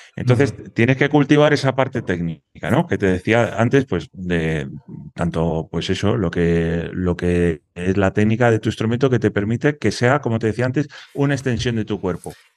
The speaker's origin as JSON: {"language": "Spanish", "town": "Dos Hermanas", "region": "Andalusia", "country": "Spain", "tie": "born or raised there", "said": "soy de un pueblo de Sevilla que se llama Dos Hermanas"}